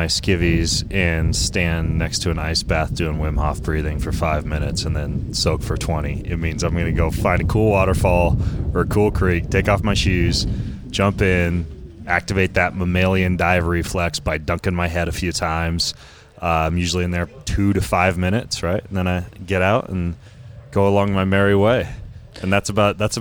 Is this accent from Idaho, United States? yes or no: yes; Lewiston, Idaho, United States; I grew up in Lewiston, Idaho